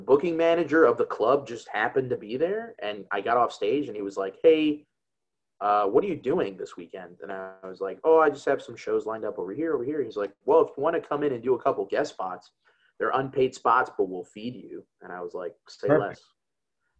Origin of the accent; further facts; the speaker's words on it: Chicago, Illinois, United States; I'm from Chicago.